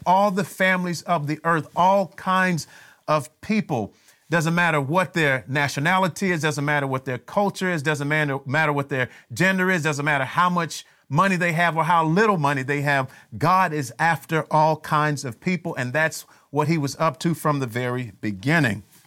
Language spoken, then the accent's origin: English; Miami, Florida, United States; when I was growing up in Miami